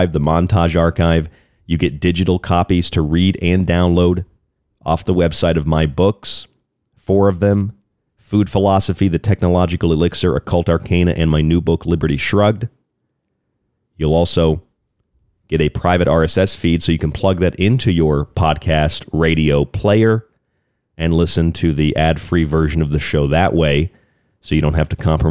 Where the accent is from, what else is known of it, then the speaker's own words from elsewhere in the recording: United States; moved away; also born or lived in Florida; I'm from Florida, but I grew up in West Virginia, Pennsylvania area.